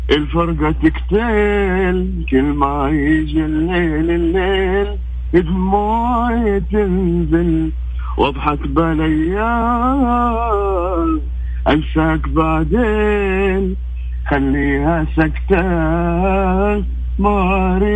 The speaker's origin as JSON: {"language": "Arabic", "town": "Mecca", "region": "Makkah Province", "country": "Saudi Arabia", "said": "من مكه"}